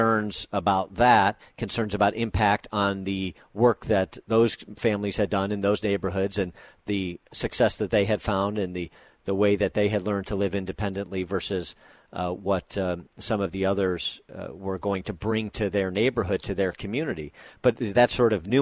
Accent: Chicago, Illinois, United States; as a Chicago native

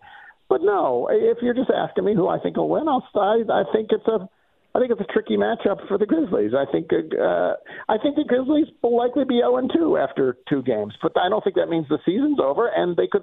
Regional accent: Buffalo, New York, United States; now in Memphis, United States; I'm from Buffalo

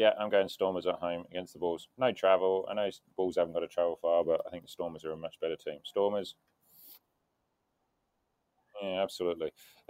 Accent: England, United Kingdom; as an Englishman

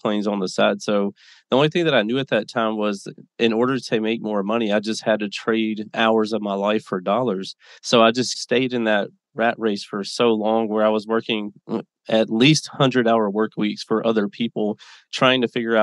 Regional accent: Mississippi, United States; moved away as an adult; now in Las Vegas, United States; I was born and raised in Mississippi, a little town, 20,000 people

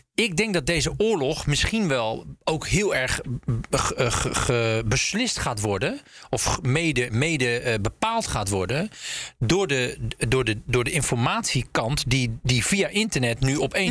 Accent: Zeeland, Netherlands; moved away; In mijn oude geboorte, van nou, waar ik ben opgegroeid in Zeeland

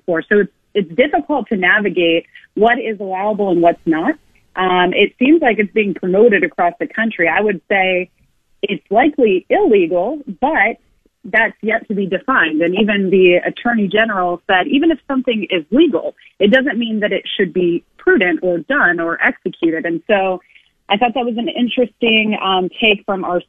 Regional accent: United States; as an American

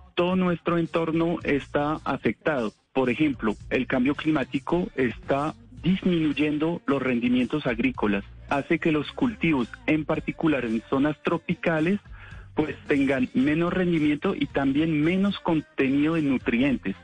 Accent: France; accent: French; Spanish is a second language; now in Colombia; soy francés

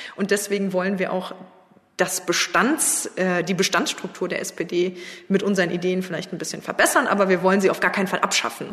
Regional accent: Trier, Rhineland-Palatinate, Germany; Ich bin im Ortsverein Trier Mitte eingetreten. Ähm, meine Heimatstadt

